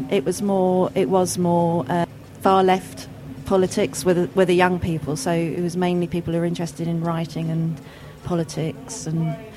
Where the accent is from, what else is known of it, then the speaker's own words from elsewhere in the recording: West Country, South West England, United Kingdom; moved away as an adult; now in Hackney, United Kingdom; I was from the West Country as well